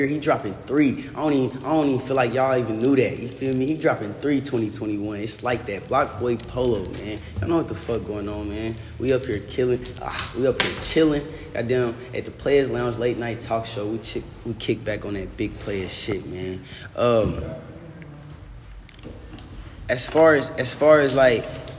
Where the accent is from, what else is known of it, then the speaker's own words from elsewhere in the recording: Indianapolis, Indiana, United States; now in Florida, United States; I've been down here for a little while. But originally, I'm from Indianapolis, Indiana